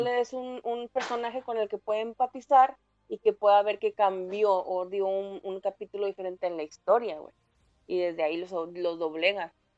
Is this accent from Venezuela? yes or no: no; Mexico